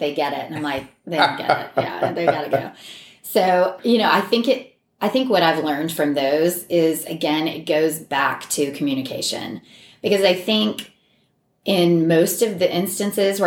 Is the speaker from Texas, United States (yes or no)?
yes; Jacksonville, Texas, United States; moved away; also born or lived in Laredo, Texas; my hometown, Jacksonville